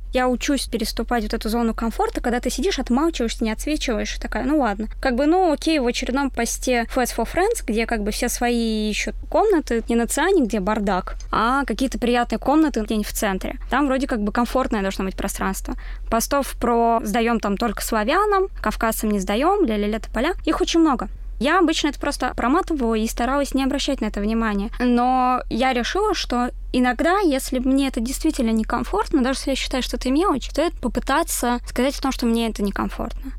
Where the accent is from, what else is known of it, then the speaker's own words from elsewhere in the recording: Moscow Oblast, Russia; Я родилась в Подмосковье